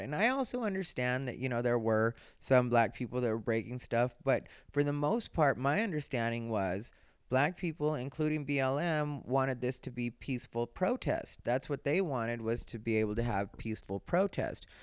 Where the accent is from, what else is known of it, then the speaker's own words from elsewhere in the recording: Arizona, United States; now in Los Angeles, United States; I grew up in Arizona. I didn't even know a lot of Jewish people until I ended up in LA.